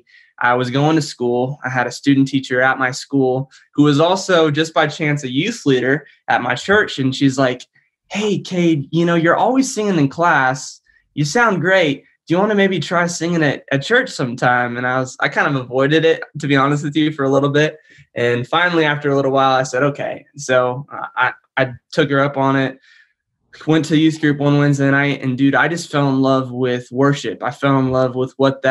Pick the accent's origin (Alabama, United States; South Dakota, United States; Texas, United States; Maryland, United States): South Dakota, United States; Sioux Falls; moved away as an adult; also born or lived in Joplin, Missouri; now in Franklin, United States; I was born in Joplin, Missouri. Then I moved up to Sioux Falls, South Dakota when I was 9 years old. And I'm a South Dakota kid at heart.